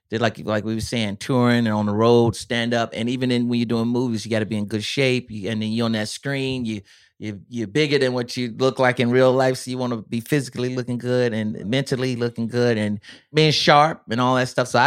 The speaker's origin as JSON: {"language": "English", "region": "North Carolina", "country": "United States", "said": "No, I'm from North Carolina. North, that's right, North Carolina."}